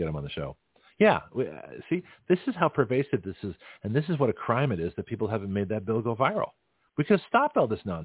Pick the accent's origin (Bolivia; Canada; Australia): Canada; now in United States; it would be American Canadian because I was born in Canada